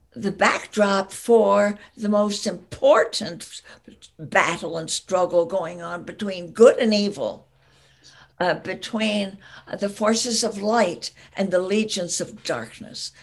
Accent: the East, East Coast, United States; moved away as an adult; also born or lived in California; now in Berkeley, United States; I grew up in the East that was very important. I'm a child of the Eastern woodlands.

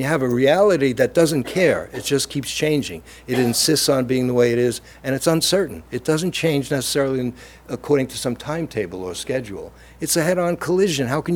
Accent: New York City, New York, United States; accent: Brooklyn; moved away as an adult; now in Cambridge, United States; I'm from Brooklyn

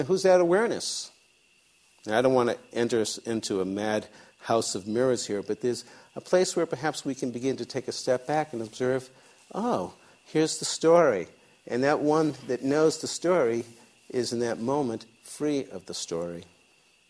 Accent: outside of the Boston area, Massachusetts, United States; I grew up outside of the Boston area.

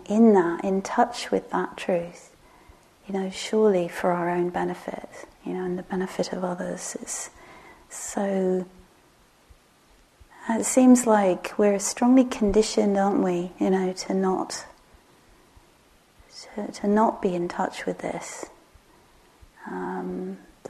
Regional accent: England, United Kingdom; moved away; my beloved village where I grew up in England

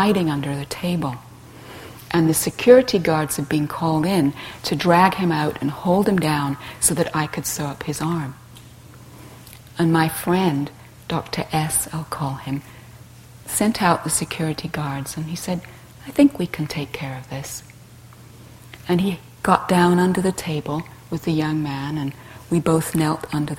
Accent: England, United Kingdom; I grew up in England being taught to be nice

